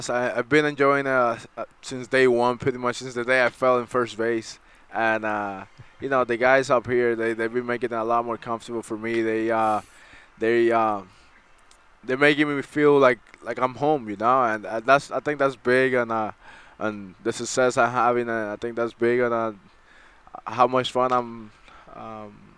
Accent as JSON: {"language": "English", "town": "Brooklyn", "region": "New York", "country": "United States", "said": "from Brooklyn, New York."}